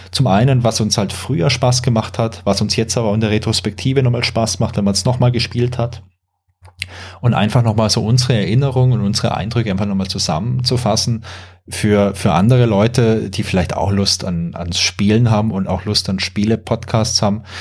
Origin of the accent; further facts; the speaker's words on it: Karlsruhe, Baden-Württemberg, Germany; Ich komme aus Karlsruhe, der schönen Pyramidenstadt hier im Süden. Ähm, ja, Baujahr 80